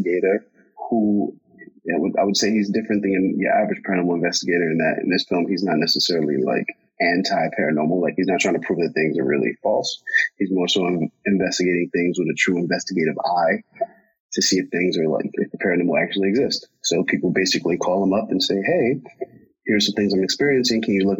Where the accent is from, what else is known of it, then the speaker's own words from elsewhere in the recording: United States; I'm American, I'm born and raised here